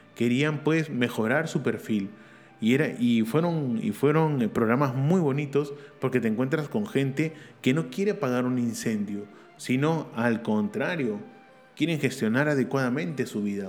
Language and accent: Spanish; Peru; en mi país, Perú